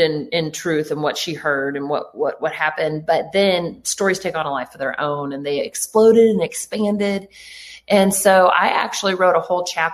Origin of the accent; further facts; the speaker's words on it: Canada; I was born in Canada